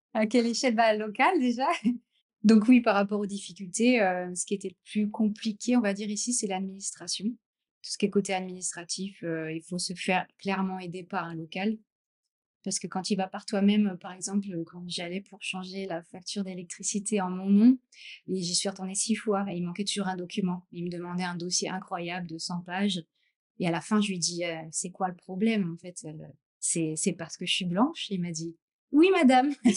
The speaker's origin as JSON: {"language": "French", "area": "Champagne", "region": "Grand Est", "country": "France", "also_born_or_lived": "Gruissan, France", "moved": "yes", "lives_now": "Sri Lanka", "said": "je suis de la Champagne. Je suis née en Champagne, mais après, j'ai vécu dans le sud donc à Gruissan aussi."}